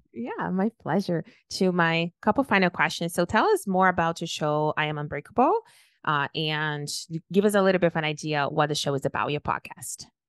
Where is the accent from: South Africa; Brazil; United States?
Brazil; moved away; also born or lived in Toronto; when I was born and raised in Brazil, everybody was Brazilian